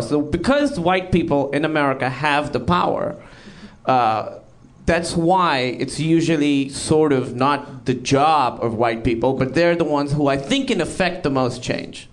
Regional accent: Pakistan; moved away; I'm Pakistani

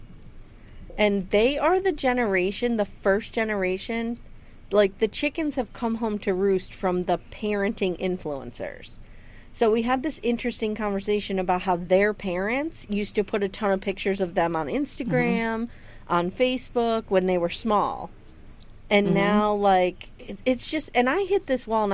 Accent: Pennsylvania, United States; we're from Pennsylvania. We've grown up with this groundhog nonsense

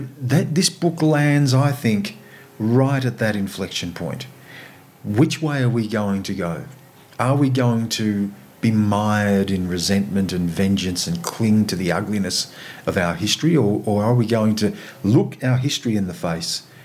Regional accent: Australia; an Australian of Aboriginal and non-Aboriginal heritage

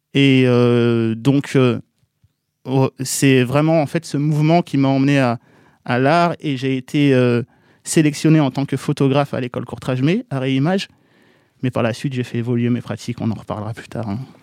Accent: Bondy, Île-de-France, France; je suis de Bondy

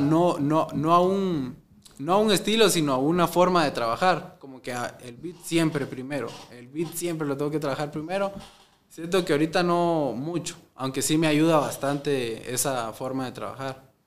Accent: Amatitlán, Guatemala Department, Guatemala; Yo soy de Amatitlán

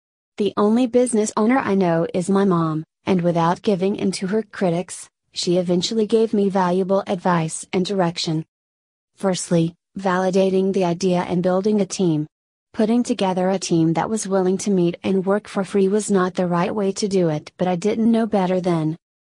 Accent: Malaysia; Growing up in Malaysia, I didn't get much support to embark on the entrepreneurial journey immediately after graduation.

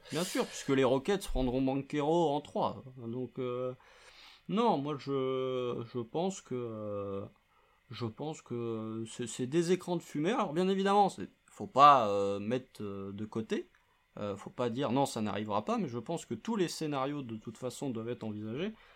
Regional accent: France; accent: French; notre euh, notre accent français

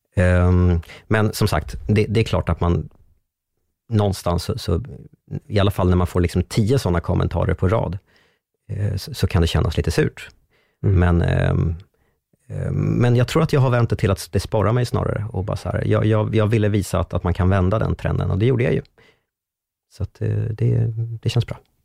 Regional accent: Strängnäs, Södermanland, Sweden; moved away; bodde hemma i Strängnäs fortfarande

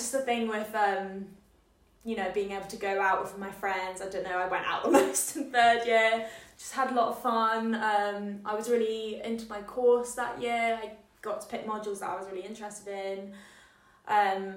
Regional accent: Scotland, United Kingdom; moved away as an adult; now in Exeter, United Kingdom; I'm from Scotland

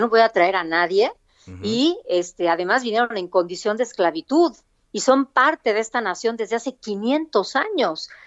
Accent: Oaxaca, Mexico; nací en la ciudad de Oaxaca

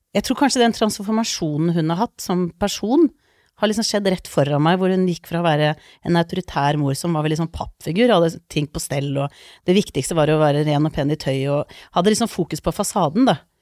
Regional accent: Lommedalen, Akershus, Norway; also born or lived in Iceland; Jeg er født på Island, eh, flytta til Norge da jeg var to, og vokste opp mesteparten i Lommedalen.

